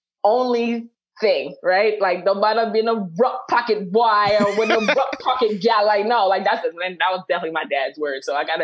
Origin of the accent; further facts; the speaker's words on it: Jamaica; And it's just like, we're unpopular opinions. Like, and I'm Jamaican.